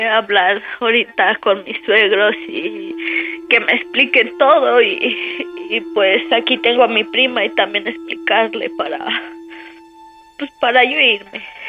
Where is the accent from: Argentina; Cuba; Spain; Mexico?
Mexico; State of Mexico; moved away as an adult; now in Puebla, Mexico; yo soy del Estado de México